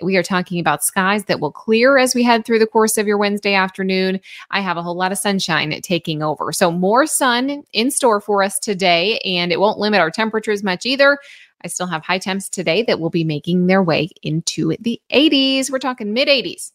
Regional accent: Illinois, United States; now in Ozarks, United States; I am originally from Illinois

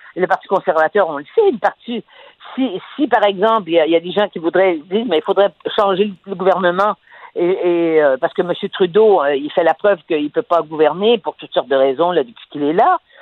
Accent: Quebec, Canada; chez nous, au Québec

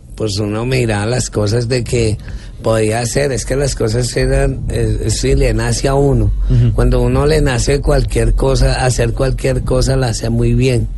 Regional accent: Bogotá, Colombia; Yo nací aquí en Bogotá.

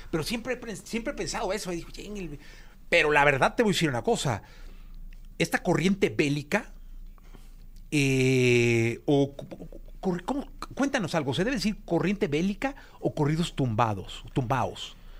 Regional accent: Guadalajara, Jalisco, Mexico; moved away; yo soy de Guadalajara

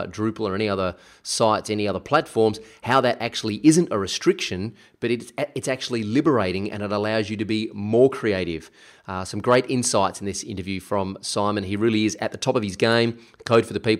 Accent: South Australia, Australia; moved away; I'm actually here in my hometown of South Australia

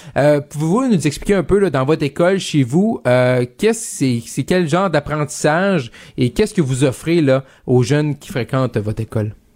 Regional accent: Quebec, Canada; jeune bleuet comme moi du Saguenay-Lac-Saint-Jean

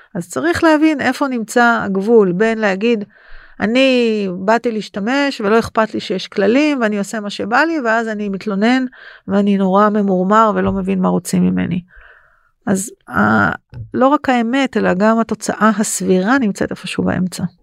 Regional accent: Israel; בתור אזרחית ישראלית

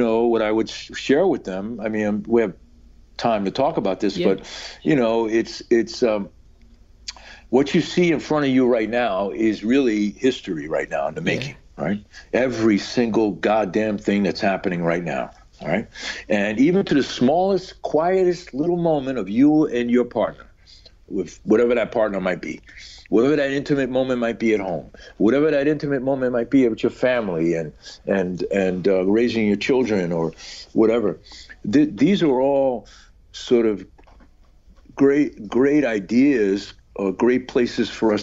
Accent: New York City, New York, United States; growing up in New York at that time

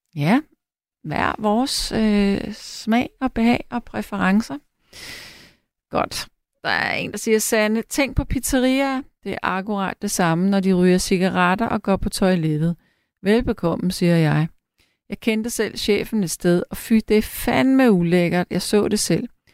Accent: Frederiksberg, Capital Region of Denmark, Denmark; jeg er selv opvokset på Frederiksberg

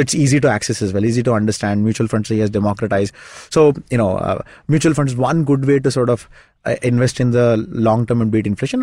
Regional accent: Shimoga, Karnataka, India; moved away; my hometown, it's a small town called Shimoga.

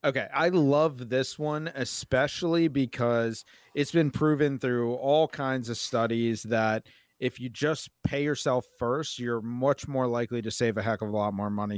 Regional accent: Maryland, United States; I'm from Maryland. I love this place. It's home to me

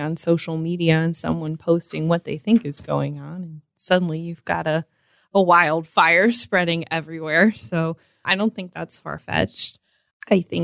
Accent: Sandusky, Ohio, United States; I grew up in Sandusky

